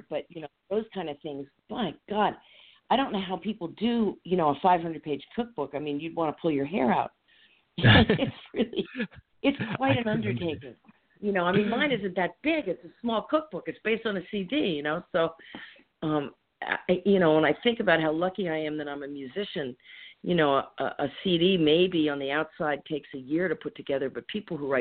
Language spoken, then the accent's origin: English; New York, United States; also born or lived in Maryland; now in Phoenixville, United States; I grew up in New York